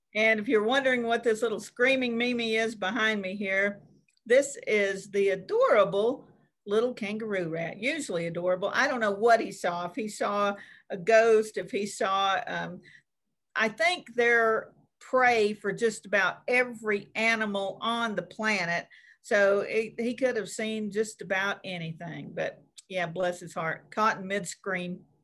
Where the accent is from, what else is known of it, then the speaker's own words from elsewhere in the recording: Oakley, Kansas, United States; right here in my hometown of Oakley, Kansas.